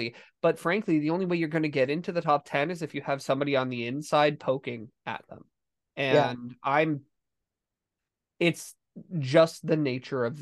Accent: Steamboat Springs, Colorado, United States; I grew up in Steamboat and our mascot was the sailors

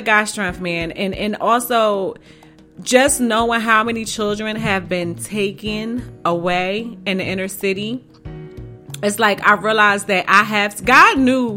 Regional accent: Philadelphia, Pennsylvania, United States; I'm from North Philly

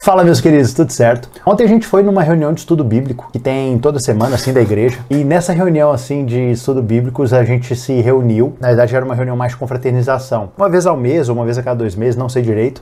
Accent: Minas Gerais, Brazil; eu sou mineiro

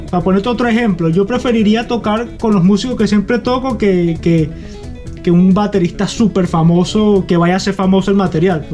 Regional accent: Acarigua, Portuguesa, Venezuela; moved away as an adult; also born or lived in Barquisimeto / Boston; Yo nací en Barquisimeto y crecí en Acarigua

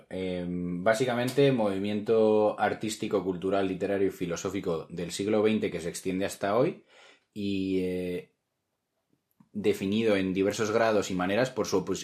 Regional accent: Spain; yo me presento eh, como español fuera de España cuando viajo

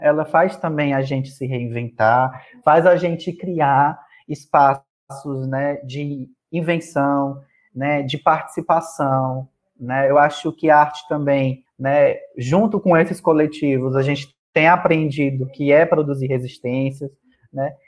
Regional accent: Juazeiro do Norte, Ceará, Brazil; now in Fortaleza, Brazil; E sou do Cariri, então o Cariri é uma região do interior do estado do Ceará, né? Sou de Juazeiro do Norte mas atualmente resido né, na cidade de Fortaleza

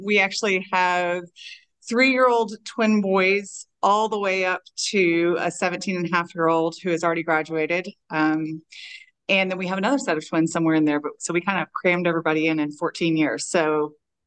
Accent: Texas, United States; I'm from Texas. I still live in Texas

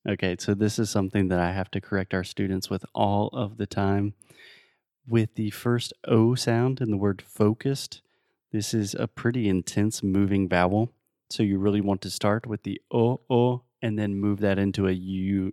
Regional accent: United States; I'm American

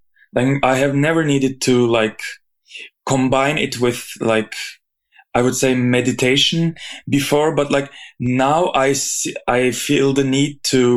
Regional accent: Izmir, Turkey; moved away as an adult; now in Zurich, Switzerland; I was born in Izmir, Turkey, and I finished my bachelor studies there.

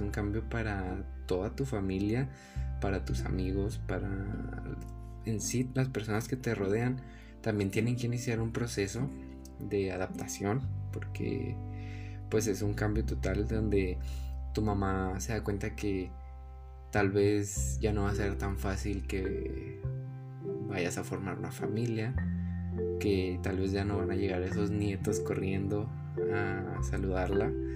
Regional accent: Hidalgo del Parral, Chihuahua, Mexico; nací en, en Parral y nos tuvimos que mudar a Chihuahua

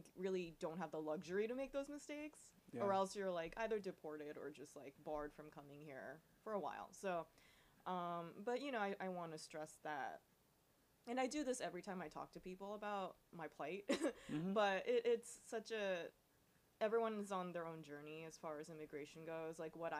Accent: Japan; born there; moved away; I'm from Japan. Born, not necessarily raised, because I was raised all over the world.

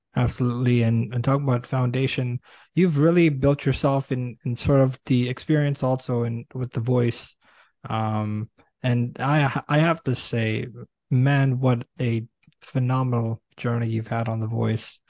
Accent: New York City, New York, United States; now in Toronto, Canada; I'm originally from Brooklyn, New York.

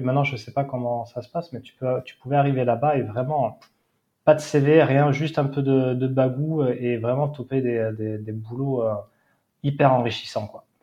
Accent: Seignosse / Hossegor, Nouvelle-Aquitaine, France; also born or lived in Australia / Val d'Isère; j'ai grandi en face de l'océan

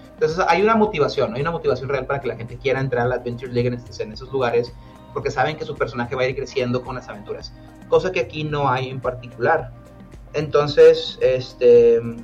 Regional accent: Monterrey, Nuevo León, Mexico; aquí en, en, Monterrey en particular, ¿no? De donde soy yo

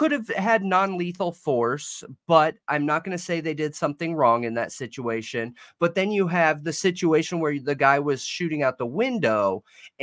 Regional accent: Southern California, United States; I'm from SoCal.

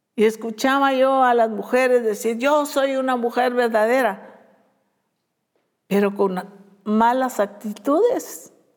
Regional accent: Guatemala; esos somos los guatemaltecos

